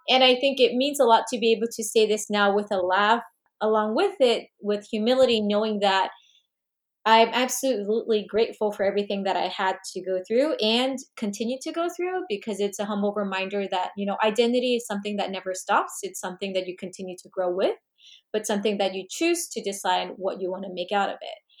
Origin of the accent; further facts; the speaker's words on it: South Korea; also born or lived in Fairfax, Virginia, United States; now in Washington DC, United States; we moved when I was young, and I grew up, uh, earlier part of my childhood also in Korea.